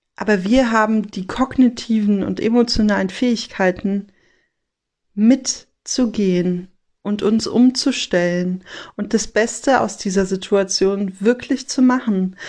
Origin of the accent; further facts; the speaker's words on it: Rhineland, Germany; bei uns im Rheinland